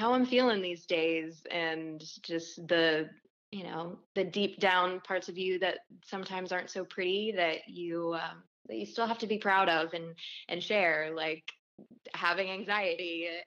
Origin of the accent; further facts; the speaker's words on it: Little Rock, Arkansas, United States; moved away as an adult; now in Nashville, United States; I'm originally from Little Rock, Arkansas